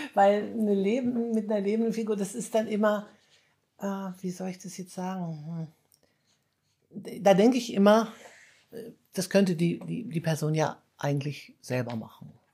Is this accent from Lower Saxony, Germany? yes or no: yes; Hanover, Lower Saxony, Germany; also born or lived in small village (countryside); now in Munich, Germany; ich komme ja eigentlich aus Hannover